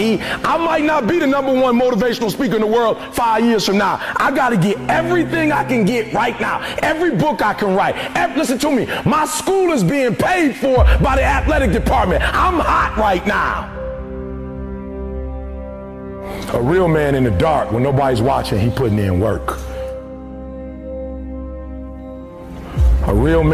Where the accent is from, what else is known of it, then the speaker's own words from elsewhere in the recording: Detroit, Michigan, United States; I'm from Detroit, homeless